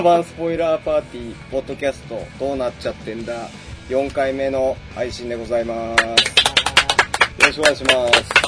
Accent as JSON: {"language": "Japanese", "region": "Yamagata", "country": "Japan", "tie": "born or raised there", "moved": "yes", "lives_now": "Tokyo, Japan", "said": "俺ら、あの、山形県出身なんですけど"}